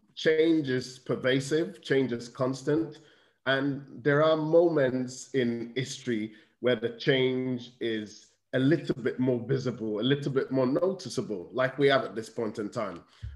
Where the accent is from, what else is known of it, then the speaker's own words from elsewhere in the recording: United Kingdom; I'm fortunate that I see myself as both British and Nigerian, and I have both perspectives in many ways.